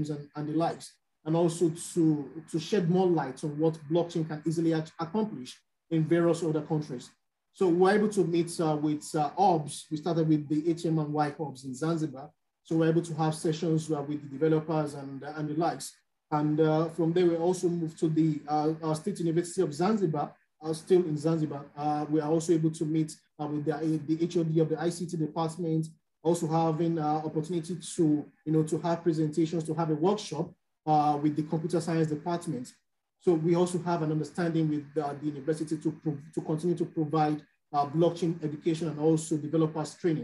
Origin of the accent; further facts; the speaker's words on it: Nigeria; I'm from Nigeria